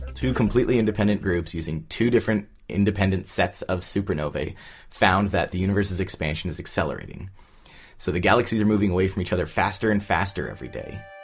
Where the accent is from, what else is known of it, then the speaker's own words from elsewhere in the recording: Southern California, United States; I grew up in Southern California